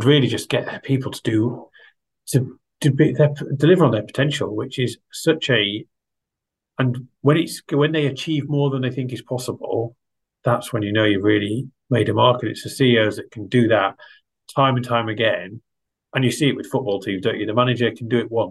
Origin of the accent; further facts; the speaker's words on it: Yorkshire and the Humber, United Kingdom; moved away as an adult; also born or lived in Bangor, North Wales; I grew up in East Yorkshire, or Humberside as it was then known, just in the shadow of the Humber